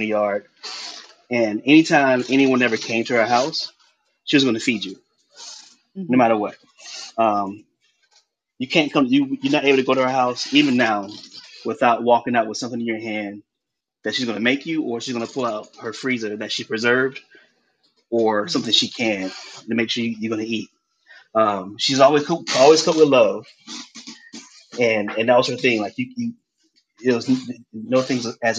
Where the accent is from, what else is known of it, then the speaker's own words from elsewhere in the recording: Columbia, South Carolina, United States; moved away as an adult; now in Brooklyn, United States; I was born and raised in Columbia, South Carolina.